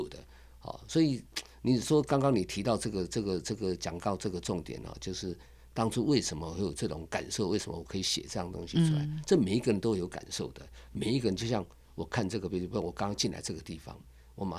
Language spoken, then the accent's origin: Chinese; Keelung, Taiwan; also born or lived in Taichung; now in Ruifang, Taiwan; 其实我是在基隆的啦，我是基隆长大的